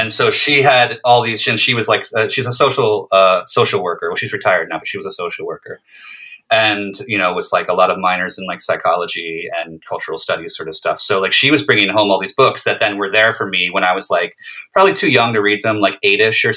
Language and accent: English; outside Philadelphia, suburbs in New Jersey and Pennsylvania, United States; moved away; also born or lived in Brooklyn; I grew up outside Philadelphia in the suburbs, and various suburbs in Jersey and PA